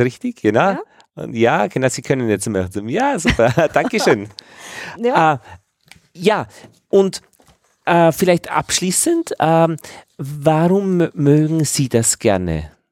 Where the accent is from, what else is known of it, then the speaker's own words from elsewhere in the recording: Upper Austria, Austria; meinem Heimatort in Oberösterreich